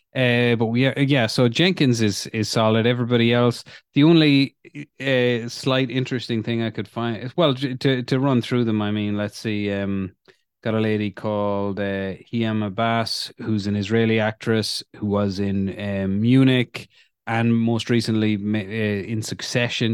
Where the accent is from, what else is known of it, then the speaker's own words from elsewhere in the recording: Ireland; growing up in Ireland, in the fucking nineties